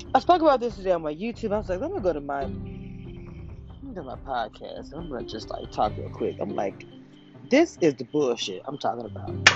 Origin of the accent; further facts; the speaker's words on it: the South, United States; also born or lived in Louisiana; now in Texas, United States; I am from the South. I live in Texas at this moment